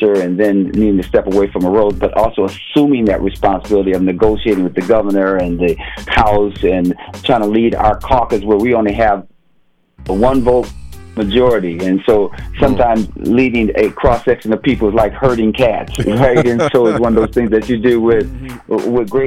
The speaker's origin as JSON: {"language": "English", "town": "Minneapolis", "region": "Minnesota", "country": "United States", "tie": "born or raised there", "said": "growing up in North Minneapolis"}